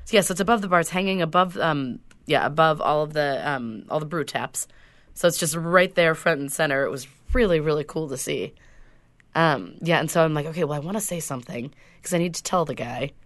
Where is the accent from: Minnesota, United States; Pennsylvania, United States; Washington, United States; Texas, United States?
Washington, United States; Whidbey Island; when I grew up on Whidbey Island